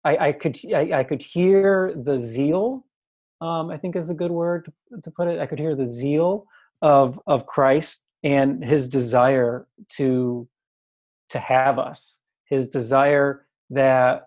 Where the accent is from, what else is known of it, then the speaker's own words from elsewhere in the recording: Michigan, United States; born and raised in Michigan area